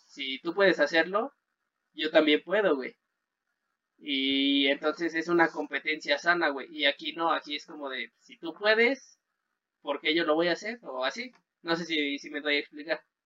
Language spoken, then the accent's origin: Spanish; Mexico; uno como mexicano